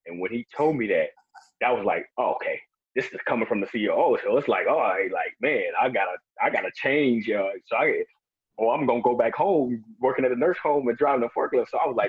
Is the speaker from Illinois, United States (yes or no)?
yes; Chicago, Illinois, United States; I'm from Chicago.